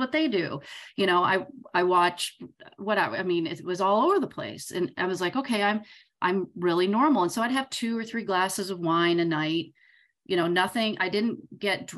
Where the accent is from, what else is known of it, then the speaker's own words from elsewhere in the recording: Southern Michigan, United States; I'm from Southern Michigan